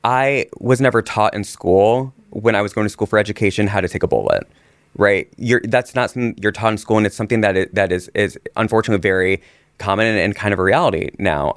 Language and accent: English; Indiana, United States; I grew up in Indiana